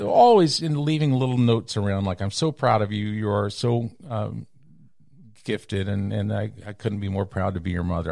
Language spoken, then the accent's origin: English; Texas, United States; moved away as an adult; also born or lived in New York City / Los Angeles; I left my hometown in Texas in nineteen eighty-four, eighty-six